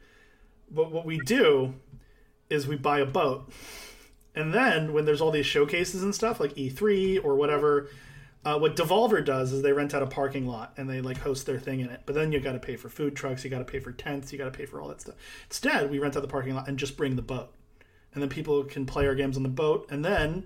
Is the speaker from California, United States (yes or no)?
yes; San Diego, California, United States; I'm from San Diego